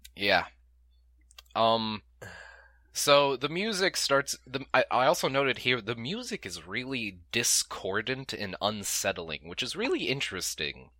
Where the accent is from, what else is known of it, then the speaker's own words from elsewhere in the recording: United States; We're American.